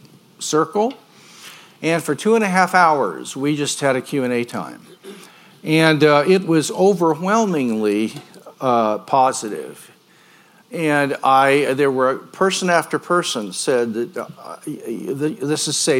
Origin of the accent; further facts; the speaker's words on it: Grandview, Missouri, United States; moved away as an adult; now in Yorba Linda, United States; I was born and raised in Grandview.